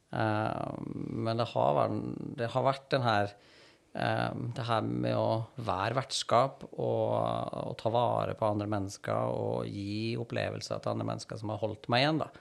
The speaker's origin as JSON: {"language": "Norwegian", "town": "Trondheim", "region": "Trøndelag", "country": "Norway", "tie": "born or raised there", "also_born_or_lived": "Stavanger", "moved": "as an adult", "lives_now": "Oslo, Norway", "said": "jeg er opprinnelig fra Trondheim"}